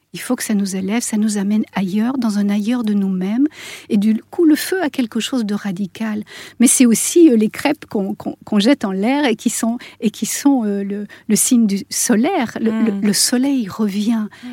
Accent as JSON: {"language": "French", "country": "Switzerland", "said": "je suis suissesse"}